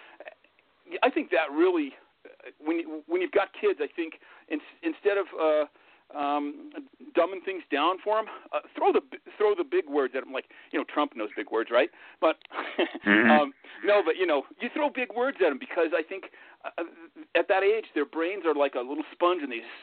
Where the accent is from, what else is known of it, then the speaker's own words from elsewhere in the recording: Denver, Colorado, United States; also born or lived in Grand Junction, Colorado; We moved when I was about 11. We moved from Denver to the Grand Junction area in western Colorado